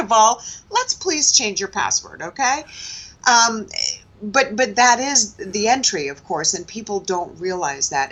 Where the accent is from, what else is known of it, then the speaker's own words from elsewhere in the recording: New York City, New York, United States; born and raised in Manhattan